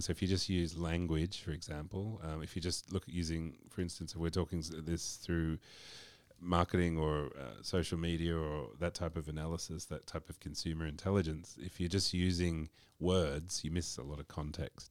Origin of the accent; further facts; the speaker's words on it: Australia; I'm from Australia